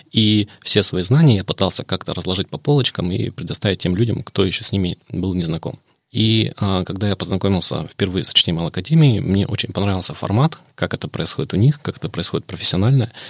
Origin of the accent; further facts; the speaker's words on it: Irkutsk Oblast, Russia; родом из Иркутской области